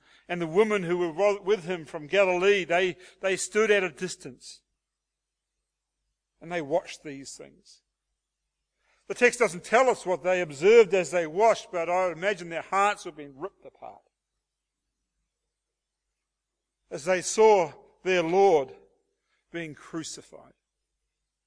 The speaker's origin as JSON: {"language": "English", "town": "Hastings", "region": "Hawke's Bay", "country": "New Zealand", "tie": "born or raised there", "moved": "yes", "lives_now": "Australia", "said": "a beloved Kiwi from the town of Hastings, New Zealand."}